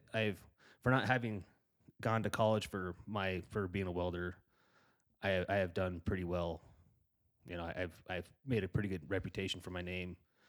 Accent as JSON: {"language": "English", "town": "Gillette", "region": "Wyoming", "country": "United States", "tie": "born or raised there", "said": "But like I said, I grew up in Gillette. I grew up in my dad owned a construction outfit, and I grew up in that welding shop, and I was raised by a lot of those guys."}